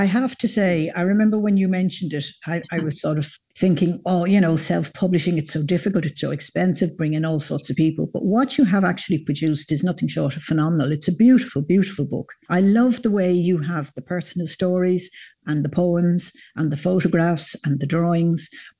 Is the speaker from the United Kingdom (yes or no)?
no; South County Dublin, Leinster, Ireland; I grew up in South County Dublin near the 40 foot, which was always a popular place once the women were allowed in.